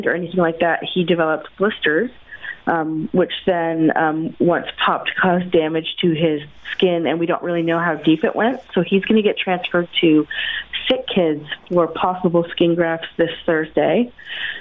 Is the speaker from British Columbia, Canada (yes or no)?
no; Simcoe, Ontario, Canada; We are from Simcoe, Ontario, which is on Lake Erie